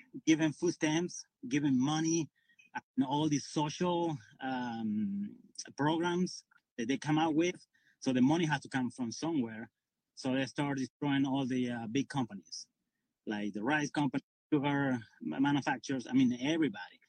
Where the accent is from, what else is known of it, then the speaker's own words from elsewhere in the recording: Venezuela; moved away as an adult; now in United States; I'm from Venezuela. I came 21 years ago.